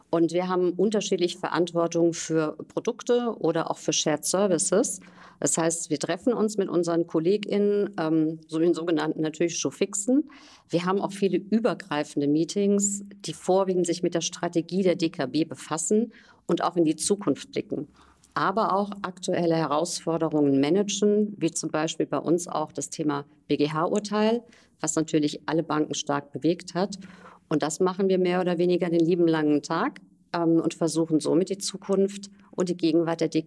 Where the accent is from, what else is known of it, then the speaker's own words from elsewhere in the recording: Rhineland-Palatinate, Germany; moved away; ähm, 46 Jahre alt, gebürtig aus der Pfalz